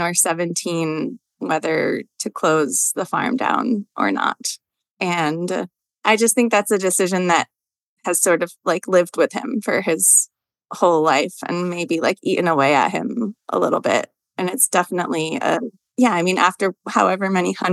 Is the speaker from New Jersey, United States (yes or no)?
no; Rhode Island, United States; moved away as an adult; also born or lived in Boston / Ireland / California; now in Vermont, United States; I'm from Rhode Island and lived sort of in Ireland and then California, then back in Rhode Island, and then we found our dream farm here.